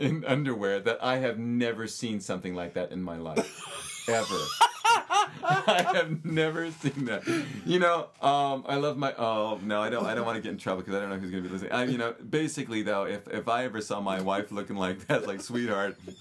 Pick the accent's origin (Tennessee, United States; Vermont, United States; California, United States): California, United States; Los Angeles; I grew up in Southern California